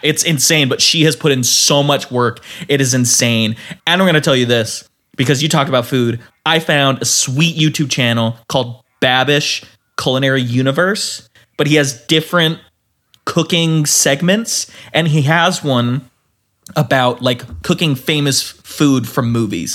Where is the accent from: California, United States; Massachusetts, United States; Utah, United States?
Utah, United States; And we grew up in Utah.